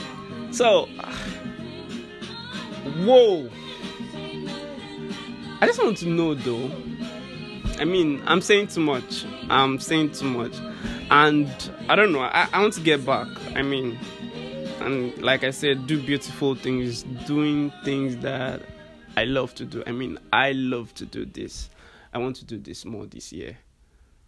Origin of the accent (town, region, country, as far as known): Nigeria